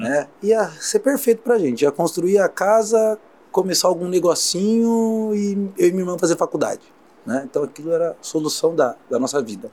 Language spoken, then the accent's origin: Portuguese; Osasco, São Paulo, Brazil; eu vim da periferia de Osasco, né, na Grande São Paulo